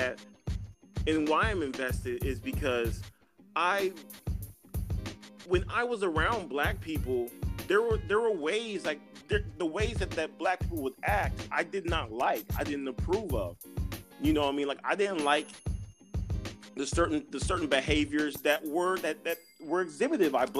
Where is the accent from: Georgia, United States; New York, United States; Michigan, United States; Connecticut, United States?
Georgia, United States; also born or lived in Texas; My first 10 or 12 years, I lived in Texas. You know, we lived in a suburb. My mom got a teaching job at a college in Georgia. We moved to Georgia